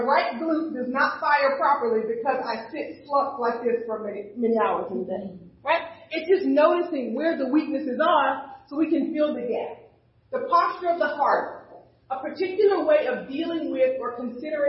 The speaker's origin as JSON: {"language": "English", "region": "the South", "country": "United States", "tie": "born or raised there", "moved": "yes", "said": "When I grew up in the South, when it was time to pray, you had to get on your knees at night by the edge of the bed"}